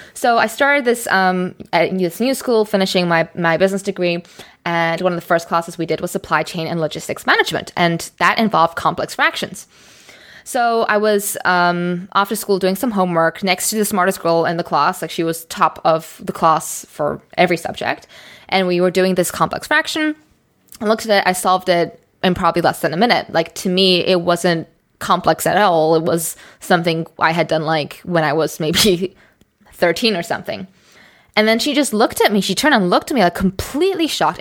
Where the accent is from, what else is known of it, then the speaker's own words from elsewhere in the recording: Singapore; moved away as an adult; also born or lived in Amsterdam; I grew up in Singapore